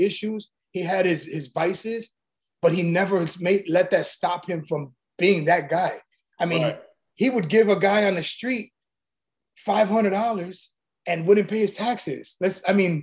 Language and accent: English; Chicago, Illinois, United States; I'm from Chicago